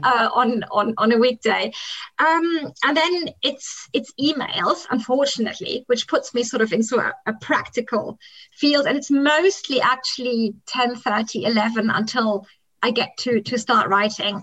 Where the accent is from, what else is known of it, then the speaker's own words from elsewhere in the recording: Kenya; English is a second language; moved away; I grew up in the African highlands, and Kenya was a place that attracted, in former times, very many British families